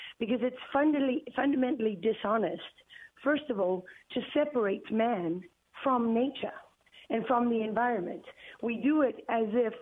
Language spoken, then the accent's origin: English; Durban, KwaZulu-Natal, South Africa; Durban, the city where I was born